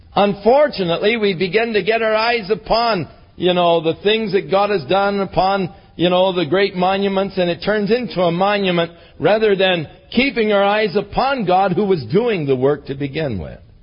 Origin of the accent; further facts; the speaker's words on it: Ventura, California, United States; I was born in the Big Sisters Hospital in Ventura.